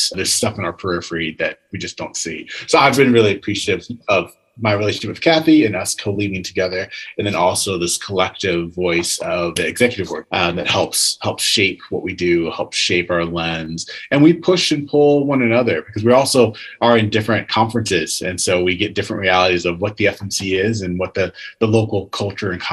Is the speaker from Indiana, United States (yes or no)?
no; Virginia, United States; I grew up in Virginia